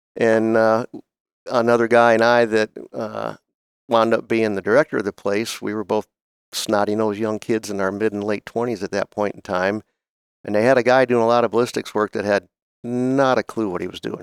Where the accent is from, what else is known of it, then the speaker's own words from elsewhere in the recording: Oberlin, Ohio, United States; moved away; I grew up in Northern Ohio, uh, at, actually in a place called Oberlin, Ohio